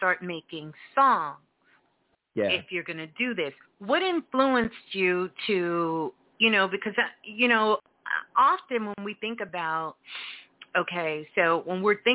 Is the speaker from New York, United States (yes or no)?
yes; New York City, New York, United States; I'm a Brooklyn girl. I'm from Brooklyn